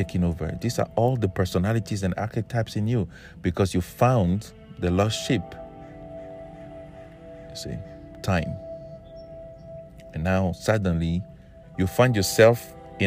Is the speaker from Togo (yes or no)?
yes; Togo; I'm from Togo, West Africa.